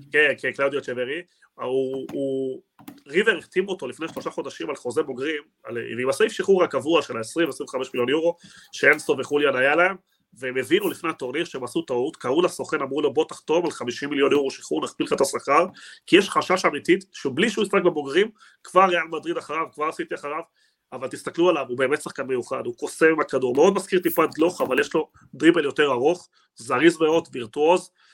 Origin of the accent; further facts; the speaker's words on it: Argentina; אני בתור ארגנטינאי